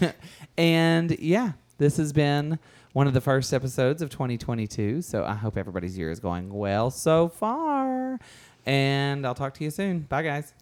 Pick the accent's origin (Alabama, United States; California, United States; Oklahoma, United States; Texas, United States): California, United States; also born or lived in New York City; I'm from California. I lived for five years in New York City before that.